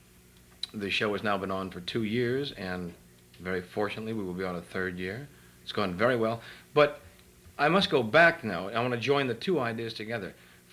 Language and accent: English; San Francisco, California, United States; San Francisco.